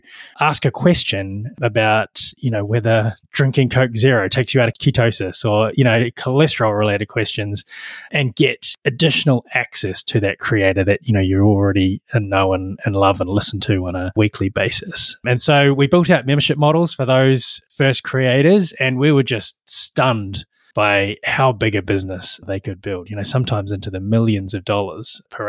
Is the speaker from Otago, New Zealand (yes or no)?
yes; Dunedin, Otago, New Zealand; I grew up in Dunedin, which is actually, you know, when most people visit New Zealand, they don't get as far as Dunedin, but Dunedin is the southernmost major city in New Zealand.